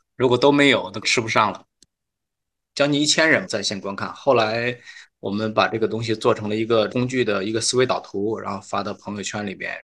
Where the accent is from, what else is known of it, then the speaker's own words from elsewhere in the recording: Hebei, China; also born or lived in Beijing; now in Shanghai, China; 我是河北人，所以在河北的时候